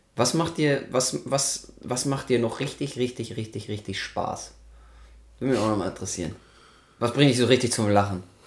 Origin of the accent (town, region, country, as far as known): Germany